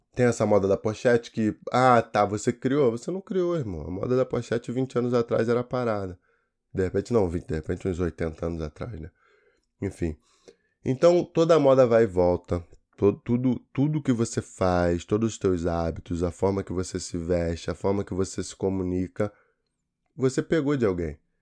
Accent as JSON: {"language": "Portuguese", "country": "Brazil", "said": "eu sou brasileiro"}